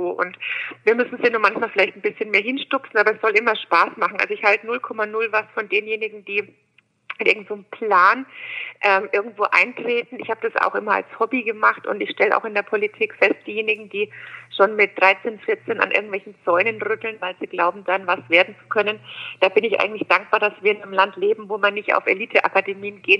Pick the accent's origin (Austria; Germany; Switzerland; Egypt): Germany; Bamberg, Bavaria; ich bin in Bamberg geboren, bin auch in Bayern in die Schule gegangen, habe in München und Berlin studiert, habe drei Kinder